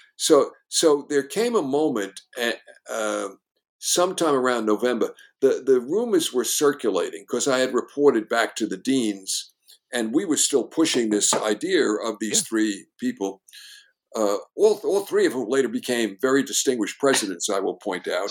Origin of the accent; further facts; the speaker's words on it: New York, United States; I was the, a New Yorker and understood it in its soul